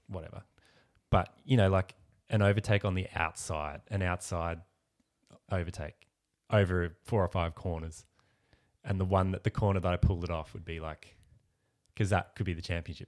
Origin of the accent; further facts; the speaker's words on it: Ballarat, Victoria, Australia; moved away as an adult; now in Melbourne, Australia; I grew up in Ballarat